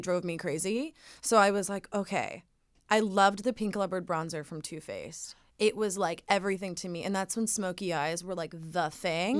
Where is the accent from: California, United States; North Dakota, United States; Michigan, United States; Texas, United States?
California, United States; Laguna Beach; growing up in Laguna